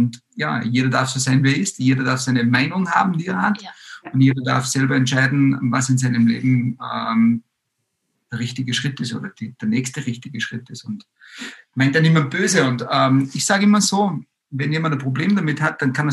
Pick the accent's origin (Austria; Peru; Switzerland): Austria; now in Germany; Wir sind aus Österreich in äh, die Großstadt Wippesbüttel in der Nähe von Wippern also das waren mal direkt 850 Kilometer mitsamt der ganzen Family